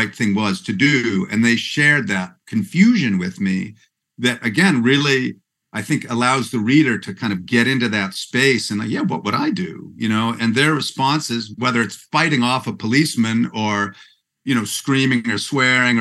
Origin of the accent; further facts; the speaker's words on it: Vancouver, British Columbia, Canada; I'm from Vancouver, which is kind of the San Francisco of Canada.